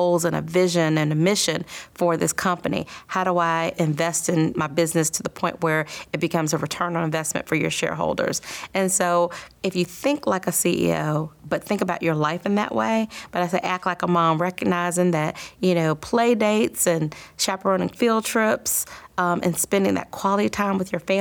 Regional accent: Columbia, South Carolina, United States; growing up in Columbia was awesome.

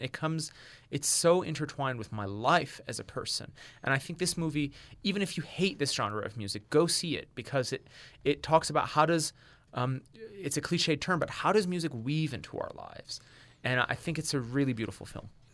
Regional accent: Washington, District of Columbia, United States; also born or lived in Tehran, Iran; I grew up in Washington, D C. just outside of Washington, D C

